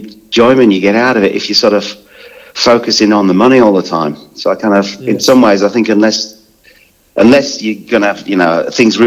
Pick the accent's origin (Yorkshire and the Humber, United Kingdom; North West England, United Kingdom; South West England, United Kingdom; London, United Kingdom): Yorkshire and the Humber, United Kingdom; Scunthorpe; also born or lived in Glasgow; now in Australia; I was born in Glasgow, but I was brought up in a place called Scunthorpe, which is a sort of Yorkshire, well, it's a Lincolnshire steel town.